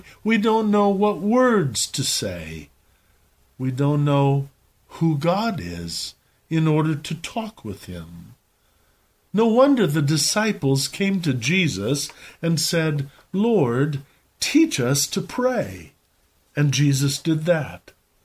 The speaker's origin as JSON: {"language": "English", "town": "Belmond", "region": "Iowa", "country": "United States", "tie": "born or raised there", "said": "When I was a boy growing up in Belmont, Iowa"}